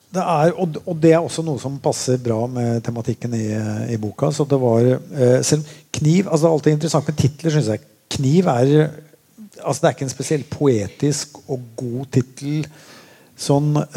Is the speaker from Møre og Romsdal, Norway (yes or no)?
yes; Molde, Møre og Romsdal, Norway; also born or lived in Oslo; Jeg flytta fra Oslo da jeg var åtte år gammel og bodde i Molde